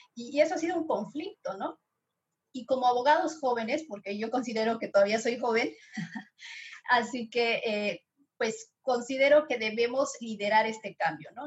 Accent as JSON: {"language": "Spanish", "country": "Bolivia", "said": "soy boliviana"}